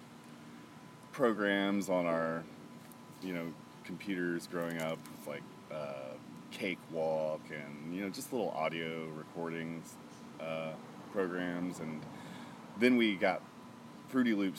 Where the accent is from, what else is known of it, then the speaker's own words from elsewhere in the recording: Guyton, Georgia, United States; now in Savannah, United States; I was born in Savannah, then my parents, they moved out to Guyton, just one county over.